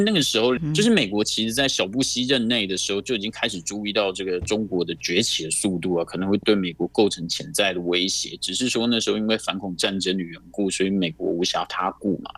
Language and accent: Chinese; Taiwan; 我们台湾这边是马总统执政嘛